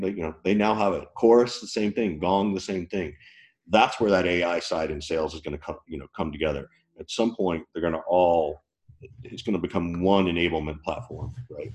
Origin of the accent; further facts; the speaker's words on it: the South, United States; I grew up in the South.